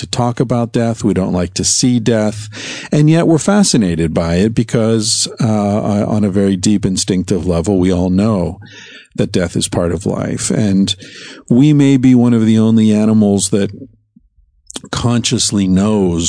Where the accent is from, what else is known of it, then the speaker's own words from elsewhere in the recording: United States; moved away as an adult; now in Barcelona, Spain; as an American